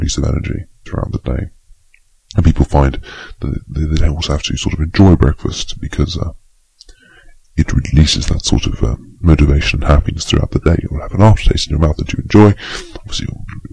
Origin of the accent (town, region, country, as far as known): United Kingdom